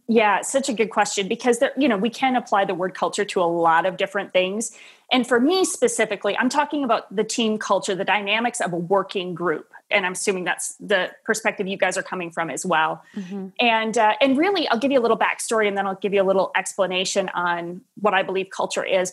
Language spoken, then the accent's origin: English; Wisconsin, United States; moved away as an adult; also born or lived in Tennessee / Nashville; Midwest kid, born and raised in Wisconsin